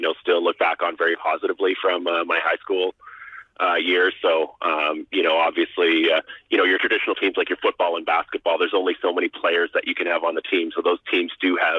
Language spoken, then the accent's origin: English; Waterloo, Ontario, Canada; moved away as an adult; now in North Vancouver, Canada; I grew up in Ontario and went to Bluevale and Waterloo